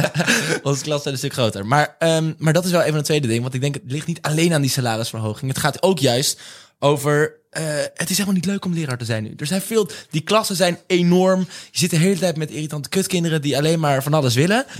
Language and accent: Dutch; The Hague, South Holland, Netherlands; ik kom zelf uit Den Haag natuurlijk